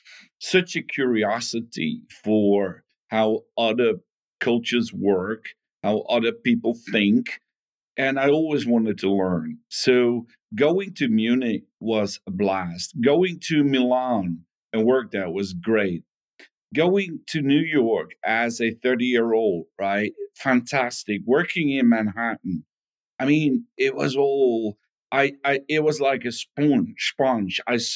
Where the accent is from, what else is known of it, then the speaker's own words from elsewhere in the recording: Netherlands; Growing up was fantastic. You know, it was even when I was a small kid, big soccer fan, the Netherlands were doing excellent in the World Cup.